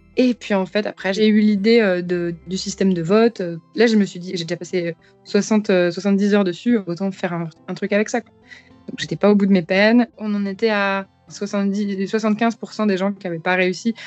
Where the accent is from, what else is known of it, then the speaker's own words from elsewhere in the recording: France; je suis une, vieille française euh, euh, sans aucune, sans aucune origine mystique ou, exotique que ce soit.